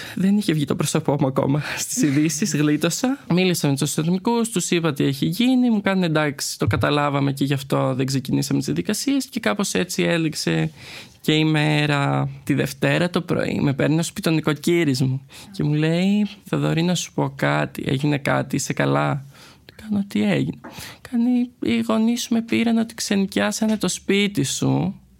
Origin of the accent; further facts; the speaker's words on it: Crete, Greece; moved away as an adult; now in Athens, Greece; Εγώ είμαι ένα παιδί από την Κρήτη. Έχω μεγαλώσει σε μια αρκετά κλειστή κοινωνία